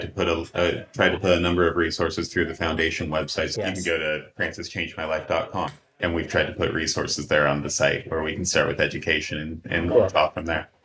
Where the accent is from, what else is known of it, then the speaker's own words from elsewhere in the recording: Wasilla, Alaska, United States; growing up in Alaska and mm-hmm. growing up close to the native communities up there